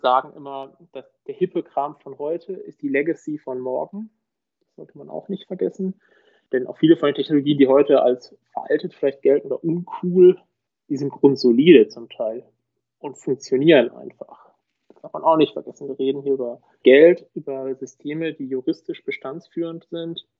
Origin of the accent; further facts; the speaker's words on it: Münster, North Rhine-Westphalia, Germany; moved away as an adult; also born or lived in Osnabrück; now in Munich area, Germany; gebürtig aus Münster. Man hört, ich bin nicht aus Süddeutschland.